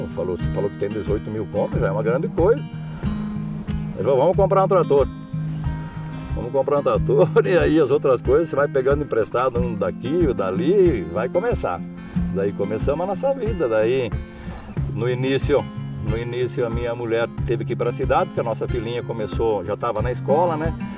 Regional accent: Rio Grande do Sul, Brazil; moved away as an adult; now in Nova Alvorada do Sul, Brazil; Nós saímos do Rio Grande do Sul

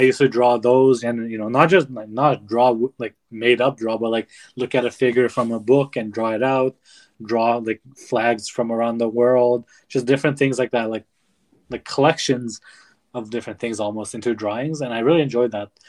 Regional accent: Nepal; growing up in Nepal, where art isn't really looked upon

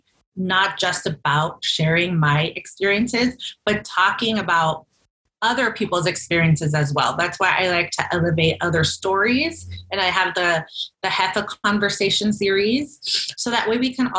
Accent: rural Nebraska, United States; also born or lived in McAllen, Texas; at the age of 9, my parents, who were Mexican missionaries, moved to rural Nebraska in the middle of the country. And I lived in a small rural community for about 10 years

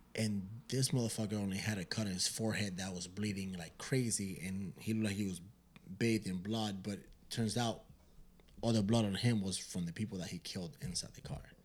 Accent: Michigan, United States; we're pendejos from Michigan

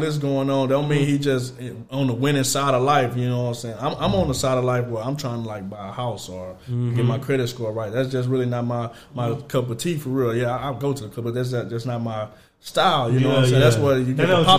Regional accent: Orange, United States; Growing up in Orange has really been a staple in my life

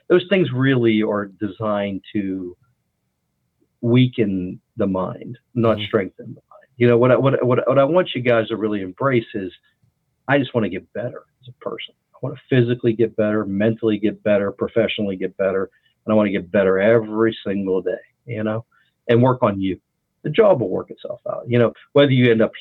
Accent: West Virginia, United States; I'm from West Virginia

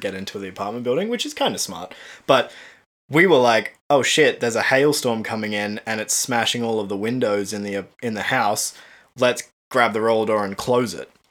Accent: Cairns, Queensland, Australia; also born or lived in Tasmania; now in Brisbane, Australia; we grew up in Cairns where it would rain six months of the year.

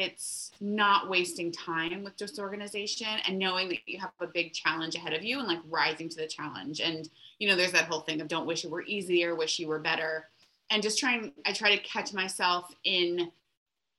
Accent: Florida, United States; now in Seattle, United States; I'm originally from Florida

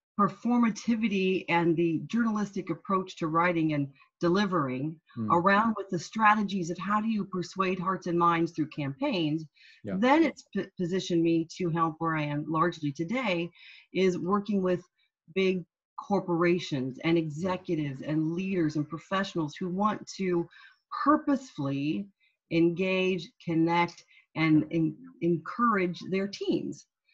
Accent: Farmland, Indiana, United States; moved away; also born or lived in Washington, D.C.; when I was a little girl growing up in Indiana in a small town called Farmland. It's not just the descriptor, it's actually the name of the town.

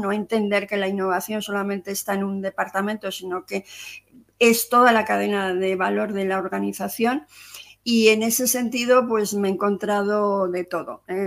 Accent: Zaragoza, Aragon, Spain; moved away as an adult; also born or lived in Madrid; Yo soy de Zaragoza y me vine a Madrid a hacer un máster

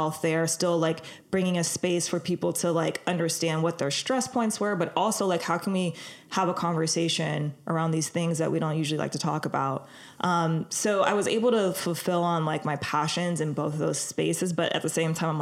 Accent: Los Angeles, California, United States; I'm from Los Angeles. I was born and raised here

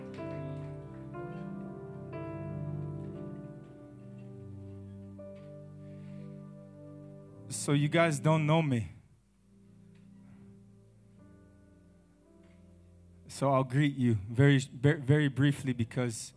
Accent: California, United States; now in Ghana; I come from America, from the state of California, from the mountains. That's where I'm from.

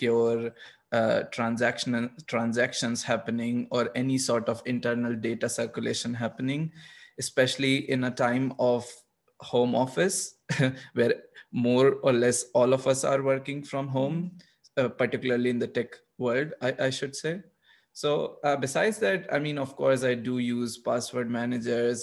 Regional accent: India; moved away; I'm coming from India where data privacy is not so important.

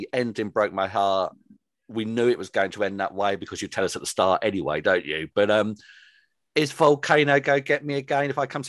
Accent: Folkestone, South East England, United Kingdom; moved away; my hometown of Folkestone

